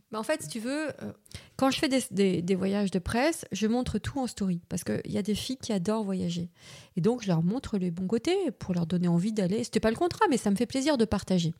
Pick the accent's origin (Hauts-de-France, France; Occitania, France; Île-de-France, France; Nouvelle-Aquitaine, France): Île-de-France, France; Paris; je suis née à Paris, enfin, en région parisienne, j'ai grandi à Paris